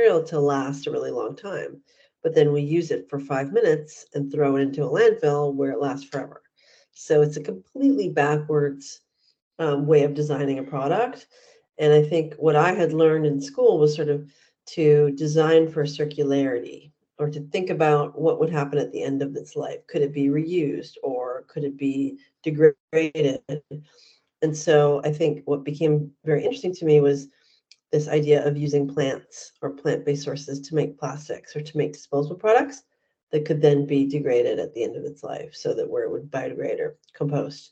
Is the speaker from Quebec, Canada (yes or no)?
no; Vancouver, British Columbia, Canada; moved away as an adult; also born or lived in New York / Los Angeles; I grew up in Vancouver, Canada